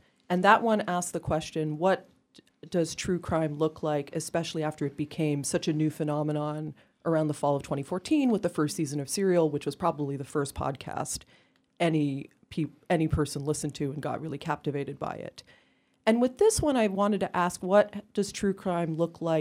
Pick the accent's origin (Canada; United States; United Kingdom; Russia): Canada; I'm Canadian